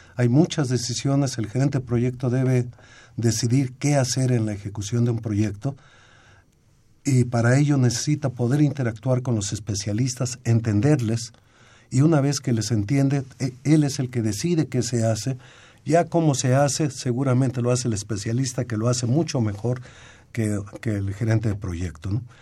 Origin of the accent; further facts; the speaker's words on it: Mexico; nosotros como mexicanos